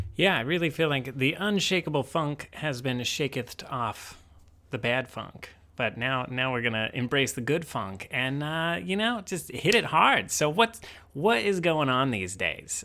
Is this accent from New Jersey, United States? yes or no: no; Indiana, United States; growing up in Indiana